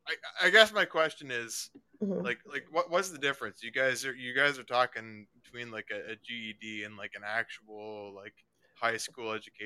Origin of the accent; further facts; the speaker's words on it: Canada; I'm Canadian, so I don't fully understand the difference.